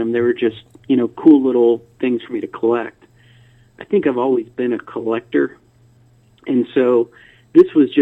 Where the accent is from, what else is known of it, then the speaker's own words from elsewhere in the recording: DeLand, Florida, United States; moved away as an adult; also born or lived in Savannah, Georgia; I grew up in a little town called DeLand, Florida.